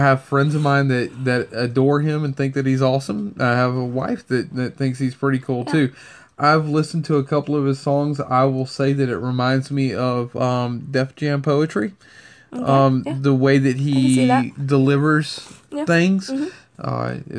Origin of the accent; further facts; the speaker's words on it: Louisiana, United States; needs to know I'm from Louisiana. I hate mosquitoes.